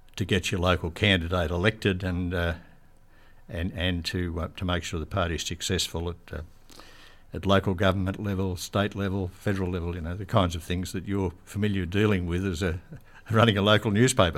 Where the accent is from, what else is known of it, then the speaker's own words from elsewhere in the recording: Bathurst, New South Wales, Australia; also born or lived in Sydney / Penrith; I was born in Bathurst in 1943, which puts me in my 80th year as we speak, and uh, grew up there, went to school there